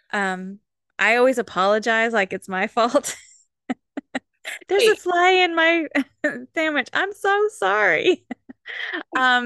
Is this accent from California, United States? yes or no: yes; California, United States; I'm from California